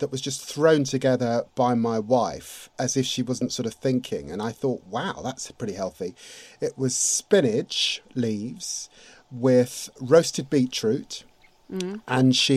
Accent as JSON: {"language": "English", "region": "London", "country": "United Kingdom", "tie": "born or raised there", "also_born_or_lived": "Finsbury Park, London", "said": "born and raised in Tottenham."}